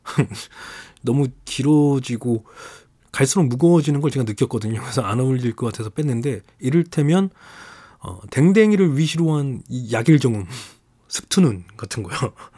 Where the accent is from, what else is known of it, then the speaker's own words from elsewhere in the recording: Jeju, South Korea; 고향이 제주도인 게 밝혀지는 것과